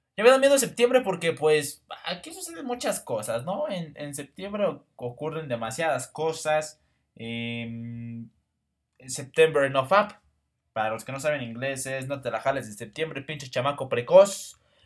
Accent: Mexico

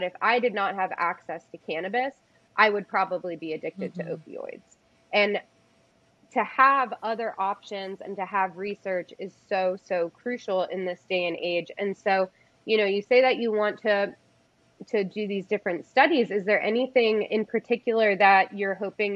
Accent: East Coast, United States; moved away; I come from the East Coast originally

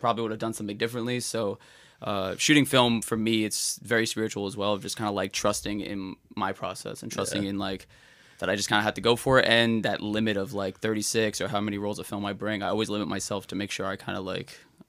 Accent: Florida, United States; also born or lived in Brooklyn, United States; So born in Brooklyn in 92, moved to Florida around like 2000, 2001.

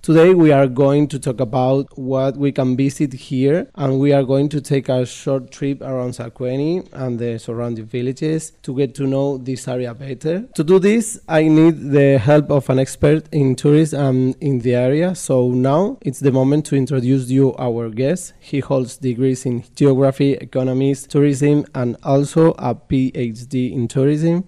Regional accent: Spain; English is a second language; moved away as an adult; now in Romania; I'm a foreign. I'm from Spain

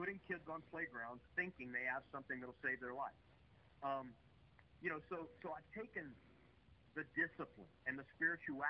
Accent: Lake Charles, Louisiana, United States; also born or lived in Houston / Los Angeles; I was born in Lake Charles, Louisiana

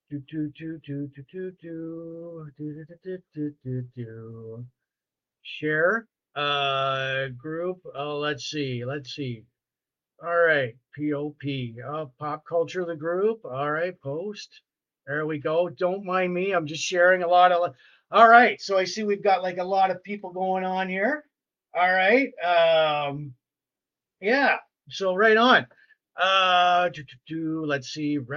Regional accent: Sarnia, Ontario, Canada; So I grew up in Sarnia.

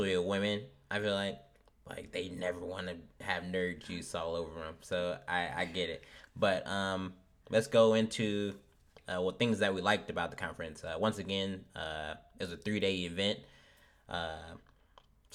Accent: Omaha, Nebraska, United States; since we're from Omaha, it's a middle city.

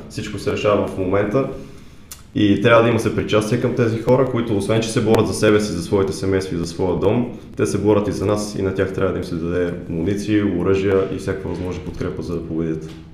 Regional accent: Bulgaria; moved away as an adult; now in London, United Kingdom

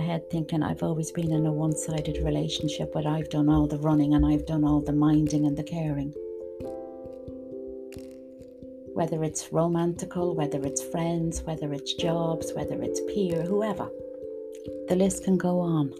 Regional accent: Dublin, Leinster, Ireland; moved away; I'm originally from Dublin

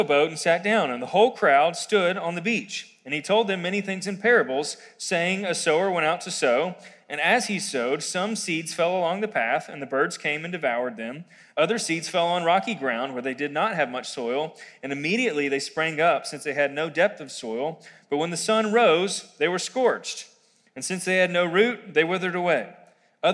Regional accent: Quarryville, Pennsylvania, United States; I grew up here in Quarryville, and I went to Quarryville Middle School, elementary, middle, and high school, actually.

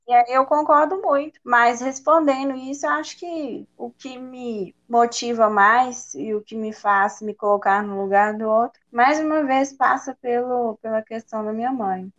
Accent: Belo Horizonte, Minas Gerais, Brazil; eu sou de Belo Horizonte, né, da minha origem, nasci aqui, e meus pais também são daqui

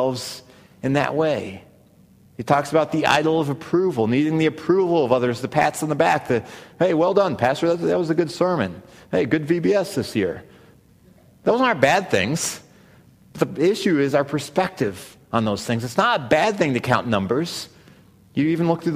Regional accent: Missouri, United States; I grew up in Missouri

